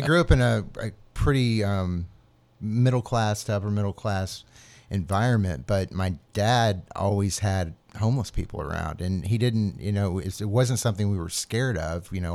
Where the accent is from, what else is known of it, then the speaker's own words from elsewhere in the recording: Atlanta, Georgia, United States; moved away as an adult; also born or lived in New Orleans / Asheville / upstate New York; I grew up in Atlanta, just north of Atlanta in the burbs